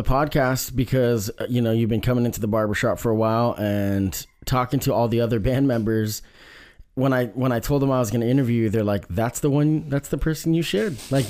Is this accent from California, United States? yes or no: no; Eugene, Oregon, United States; So that's crazy because, you know, growing up in Eugene and talking to kids from all over the world, really, that have came to, you know, the university